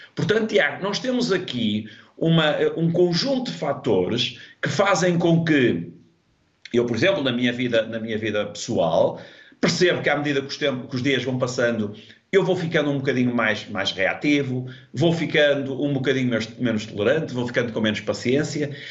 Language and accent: Portuguese; Portugal; sou português